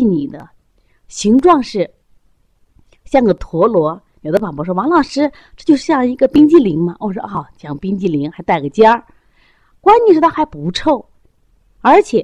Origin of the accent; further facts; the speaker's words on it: China; 我中国人